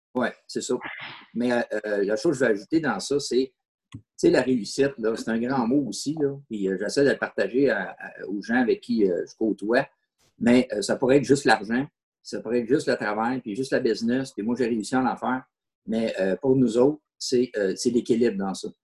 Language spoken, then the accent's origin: French; Sainte-Thérèse, Quebec, Canada; Je viens de saint thérèse je suis quelqu'un de la région. OK. Euh, je suis un gars de la place